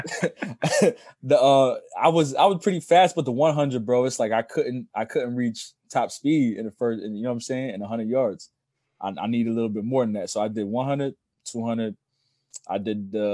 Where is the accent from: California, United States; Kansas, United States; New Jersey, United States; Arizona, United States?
New Jersey, United States; Asbury Park; moved away; Asbury, to me, is home sweet home